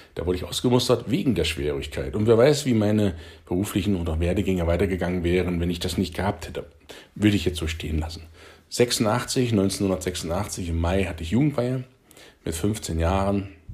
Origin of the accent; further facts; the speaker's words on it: Halle, Saxony-Anhalt, Germany; moved away as an adult; also born or lived in Friesland; am ersten September einundsiebzig bin ich geboren in Halle Saale in Dölau im Westen der Saale-Stadt